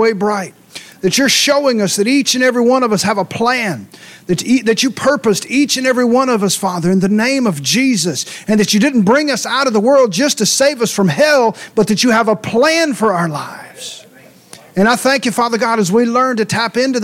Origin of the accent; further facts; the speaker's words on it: Ringgold, Louisiana, United States; moved away as an adult; also born or lived in Mansfield, Louisiana / Minden, Louisiana; I was born in Mansfield, raised in Ringgold, went to high school in Minden, and been moving ever since